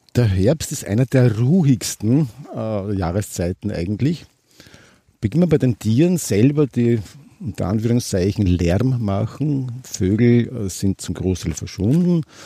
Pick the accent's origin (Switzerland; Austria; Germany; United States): Austria; Waldviertel, near Litschau, Lower Austria; Ich bin eigentlich schon Waldviertler. Ich bin geboren in der Nähe von Litschau oben.